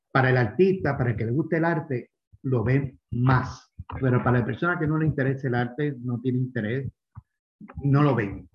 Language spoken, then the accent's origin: Spanish; Puerto Rico; moved away as an adult; also born or lived in Miami, United States / Florence, Italy; now in Cuenca, Ecuador; Yo soy original de Puerto Rico, pero hace 20 años vivo en Miami.